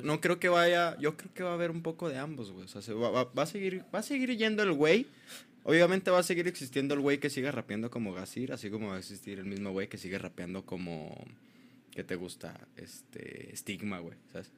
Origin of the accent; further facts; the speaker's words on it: Ciudad Juárez, Chihuahua, Mexico; soy de Juárez